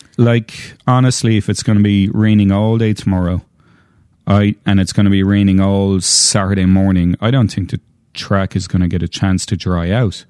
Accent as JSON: {"language": "English", "country": "Ireland", "said": "I'm Irish, I'm saying tree, not three"}